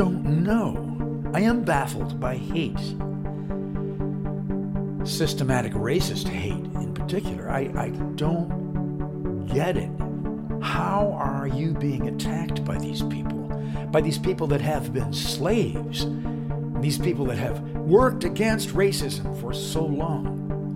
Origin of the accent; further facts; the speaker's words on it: Wisconsin, United States; my home state of Wisconsin